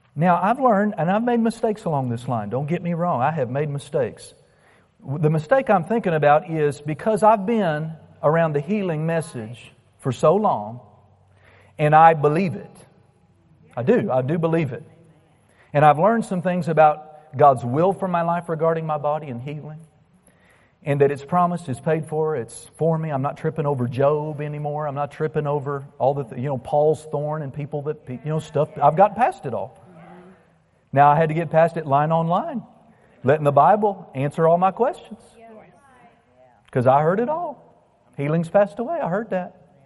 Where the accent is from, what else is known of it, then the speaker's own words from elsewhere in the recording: United States; I'm an American